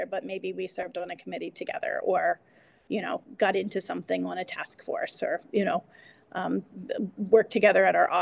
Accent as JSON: {"language": "English", "area": "Northern Harford County", "region": "Maryland", "country": "United States", "tie": "born or raised there", "said": "I grew up in Northern Hartford"}